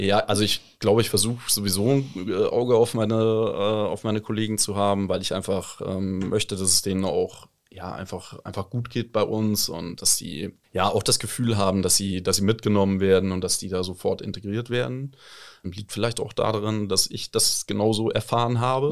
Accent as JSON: {"language": "German", "region": "southern Thuringia", "country": "Germany", "also_born_or_lived": "Bamberg", "moved": "as an adult", "lives_now": "Osnabrück, Germany", "said": "ich komme ursprünglich aus Südthüringen"}